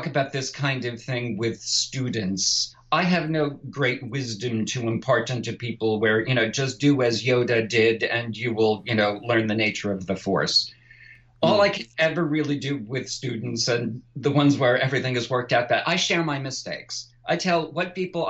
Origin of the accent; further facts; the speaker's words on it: New York, United States; I'm from New York